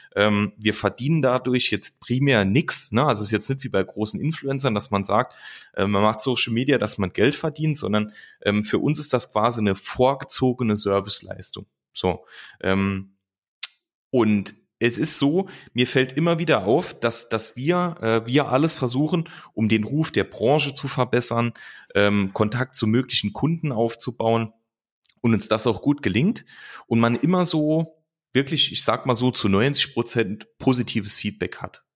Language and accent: German; Saarland, Germany; Lukas und ich, wir kommen, äh, kommen aus dem Saarland